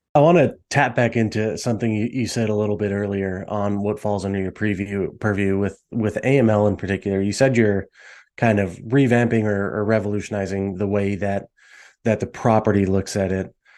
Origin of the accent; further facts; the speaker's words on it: Las Vegas, Nevada, United States; growing up in Vegas, being used to Vegas casinos and the, the style resorts we have